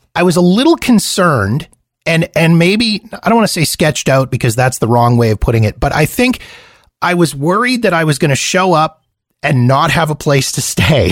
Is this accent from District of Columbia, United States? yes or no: no; California, United States; as a Californian